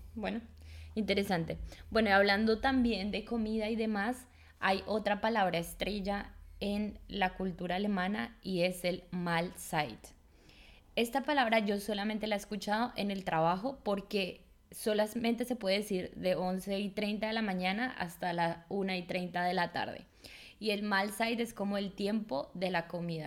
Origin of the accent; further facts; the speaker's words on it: Colombia; now in Germany; una colombiana